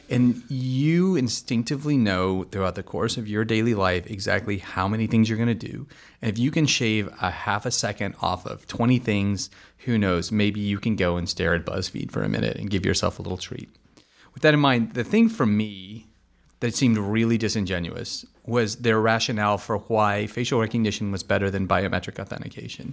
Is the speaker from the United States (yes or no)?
yes; United States; being the American that I am